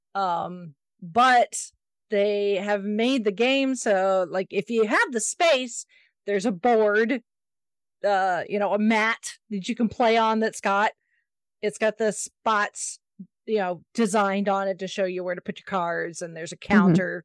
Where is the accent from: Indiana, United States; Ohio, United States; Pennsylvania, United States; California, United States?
Indiana, United States; Indianapolis; takes place in my hometown, down this literally down the street from where I work